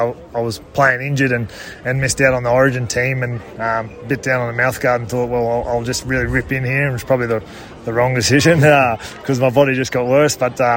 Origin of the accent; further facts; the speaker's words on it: Queensland, Australia; It's pretty special being a Queenslander to play at the Broncos